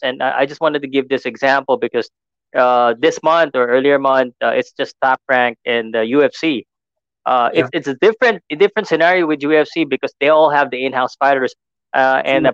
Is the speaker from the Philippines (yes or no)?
yes; Philippines